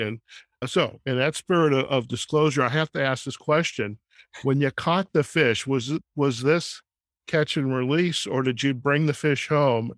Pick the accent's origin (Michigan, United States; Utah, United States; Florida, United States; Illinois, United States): Illinois, United States; Chicago; now in Las Vegas, United States; I'm originally from Chicago as well, and I'm here out in Las Vegas